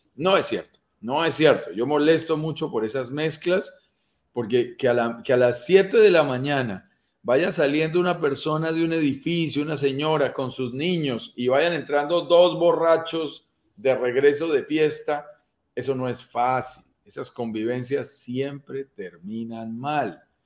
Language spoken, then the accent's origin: Spanish; Colombia; mi propio país